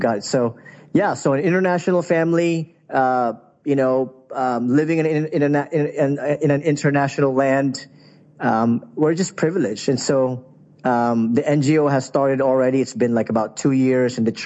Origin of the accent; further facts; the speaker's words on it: Philippines; now in Southern Europe; I'm originally from the Philippines